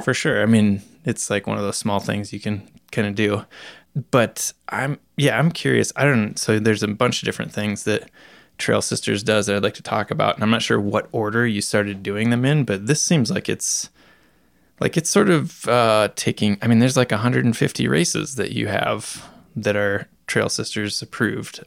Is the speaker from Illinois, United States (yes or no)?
no; Iowa, United States; moved away; back in my home state of Iowa